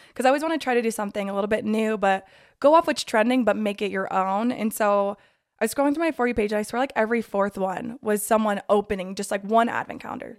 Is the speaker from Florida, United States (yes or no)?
no; Draper, Utah, United States; I'm from Draper, Utah. Josie and I actually went to high school